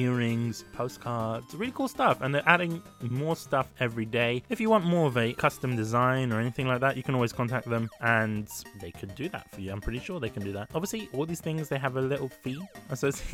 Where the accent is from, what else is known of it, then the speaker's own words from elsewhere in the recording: United Kingdom; I'm British and I was born here and I still can't speak English.